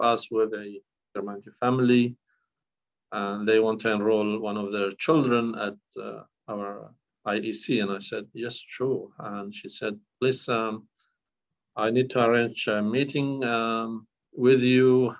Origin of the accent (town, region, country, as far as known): northern Iraq, Iraq; born or raised there; first language Kurdish; English is a second language; moved away as an adult; now in Australia